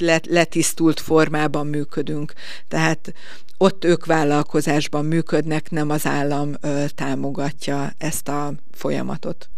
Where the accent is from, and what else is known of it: Veszprém, Veszprém County, Hungary